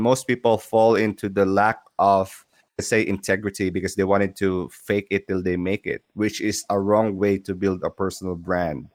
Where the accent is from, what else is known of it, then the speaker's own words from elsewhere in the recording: Philippines; I'm from Philippines